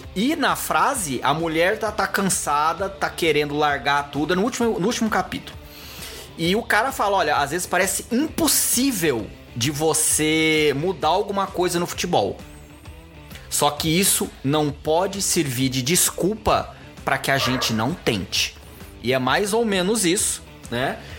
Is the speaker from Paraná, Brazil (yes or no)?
no; Goiânia, Goiás, Brazil; moved away as an adult; now in São Paulo, Brazil; eu fui criado, maioria da minha vida, em Goiânia